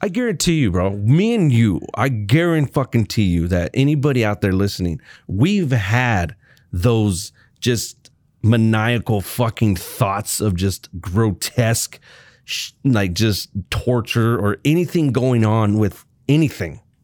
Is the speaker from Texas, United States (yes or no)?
yes; North Texas, United States; I was born there.